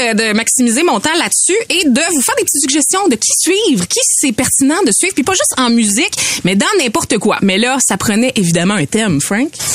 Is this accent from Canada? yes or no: yes; Beauce, Quebec, Canada; accent: Beauceron; mon niveau de français qui est beauceron moyen, on va le dire. J'ai un accent